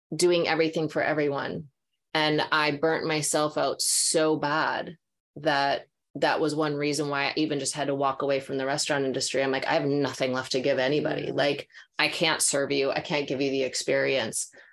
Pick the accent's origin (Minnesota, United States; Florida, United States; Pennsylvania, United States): Minnesota, United States; now in California, United States; growing up in Minnesota